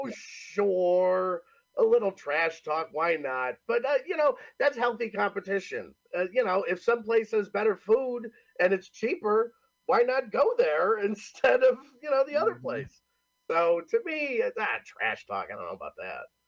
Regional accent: Homer, New York, United States; moved away as an adult; also born or lived in Cortland, New York; now in New Jersey, United States; technically I'm from Homer, New York, Homer. live in Cortland, New York

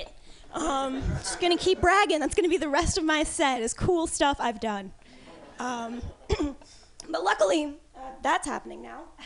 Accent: East Coast, United States; moved away; I was raised on the East Coast, though, because uh, politeness is a huge, huge thing there

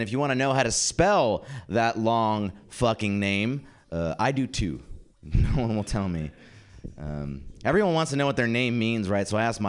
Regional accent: India; So I am an Indian comic, but don't be alarmed.

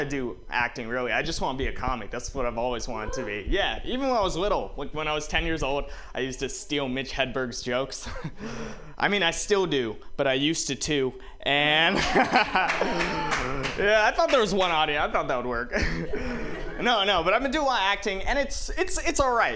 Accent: Walnut Creek, California, United States; I'm from Walnut Creek

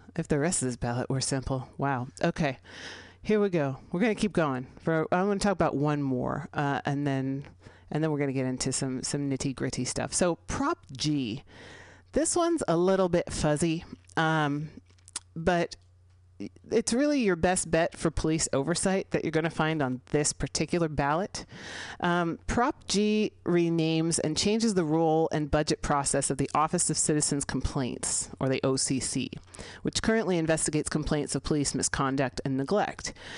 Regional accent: San Francisco, California, United States; here in San Francisco, California, my hometown

